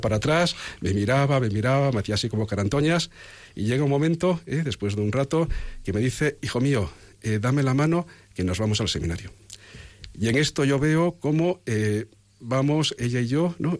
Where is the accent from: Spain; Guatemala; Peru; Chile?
Spain; O Carballiño, Galicia; moved away; Es cierto que os he dicho que soy do carballeño, pero yo como eh, soy el mayor de mis hermanos, y antes no se nacía en los hospitales. Mi hermano Eduardo sí que nació en un hospital, pero yo nací en el pueblo